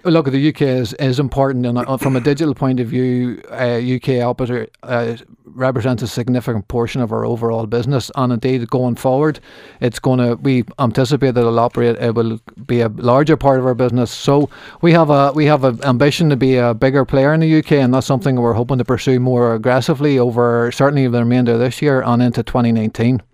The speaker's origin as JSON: {"language": "English", "town": "Markethill", "region": "Northern Ireland", "country": "United Kingdom", "tie": "born or raised there", "also_born_or_lived": "Belfast", "said": "I grew up on Margaret Hill"}